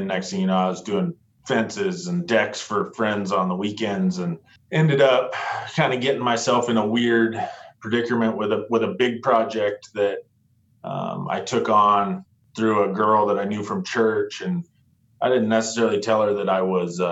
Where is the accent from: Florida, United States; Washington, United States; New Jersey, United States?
Washington, United States; Yakima; now in Seattle, United States; I'm from Eastern Washington originally. I'm from Yakima, Washington